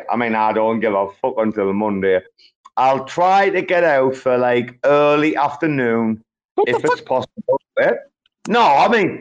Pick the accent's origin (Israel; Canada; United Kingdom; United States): United Kingdom; Sunderland, North East England; we're not Welsh. Nah, we're from fucking Sunderland